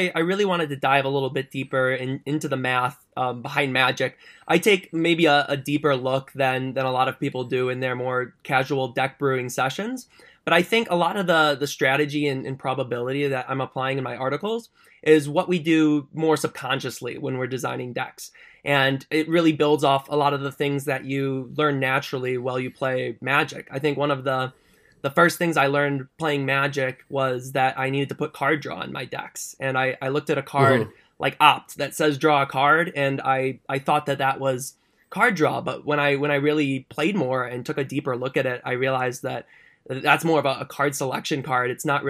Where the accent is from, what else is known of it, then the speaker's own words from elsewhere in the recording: Detroit, Michigan, United States; So I'm from the Detroit area. So I'm over in Michigan